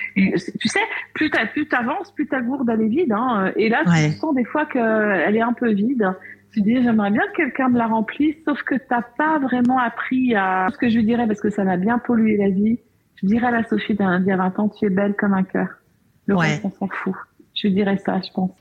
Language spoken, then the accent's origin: French; Beaujolais, Auvergne-Rhône-Alpes, France; Je suis née dans le Beaujolais